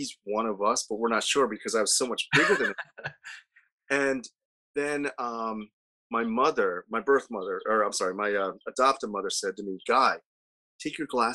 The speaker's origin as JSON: {"language": "English", "region": "Delaware", "country": "United States", "tie": "born or raised there", "also_born_or_lived": "Guyana", "said": "I grew up in Delaware"}